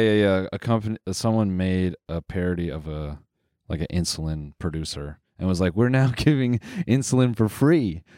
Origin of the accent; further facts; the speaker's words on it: Canada; we're Canadian